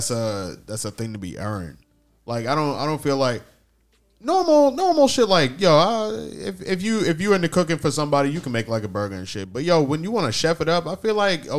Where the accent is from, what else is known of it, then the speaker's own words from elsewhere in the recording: New York, United States; I grew up in New York and shit.